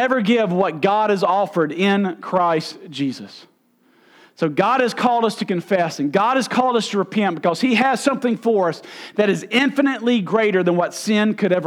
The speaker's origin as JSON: {"language": "English", "country": "United States", "also_born_or_lived": "Arkansas", "said": "I'm from Mississippi or Arkansas"}